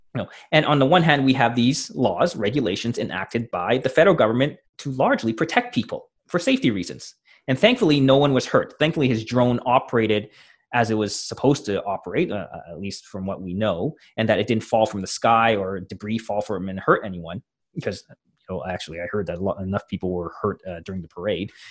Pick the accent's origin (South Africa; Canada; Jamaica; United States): Canada; a Canadian hockey fan